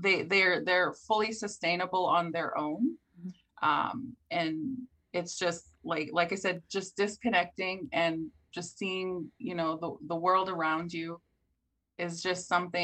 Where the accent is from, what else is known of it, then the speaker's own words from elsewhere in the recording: Canada; I am a Canadian who grew up with this landscape my entire life.